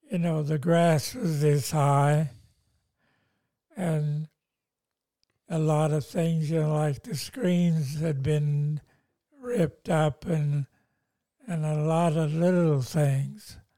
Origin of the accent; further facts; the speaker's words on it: Lebanon; moved away as an adult; now in Australia; I'm coming from Lebanon and I was a pastor of a church there and we lost everything there in Lebanon.